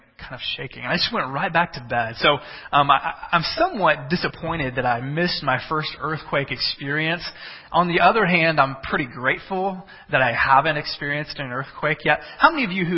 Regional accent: Texas, United States; moved away as an adult; also born or lived in central Illinois; now in Illinois, United States; I come from Texas

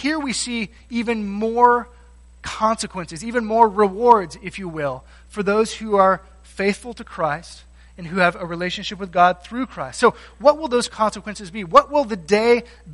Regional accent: Texas, United States; I grew up in Texas, I didn't grow up around calves or cows

